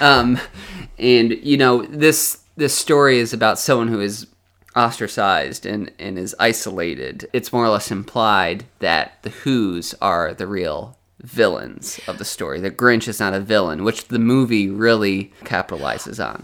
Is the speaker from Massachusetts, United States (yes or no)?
yes; Westfield, Massachusetts, United States; I grew up in Westfield, Massachusetts, which is a suburb of Springfield, Massachusetts